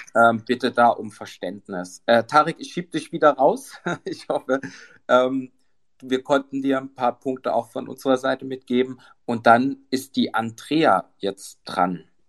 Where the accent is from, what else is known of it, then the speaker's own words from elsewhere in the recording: Dresden, Saxony, Germany; bin ja aus Dresden.